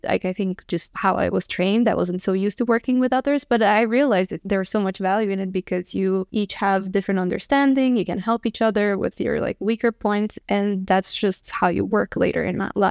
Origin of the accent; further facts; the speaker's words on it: Bistrița, Bistrița-Năsăud, Romania; moved away as an adult; also born or lived in Abu Dhabi / New York; now in Stockholm, Sweden; I'm from Romania. I was born in a small city, like a hundred thousand people. It's called Bystrica.